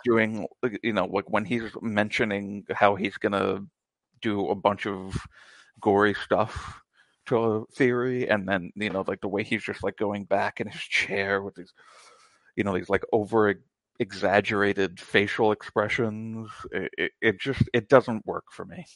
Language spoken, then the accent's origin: English; United States; I'm American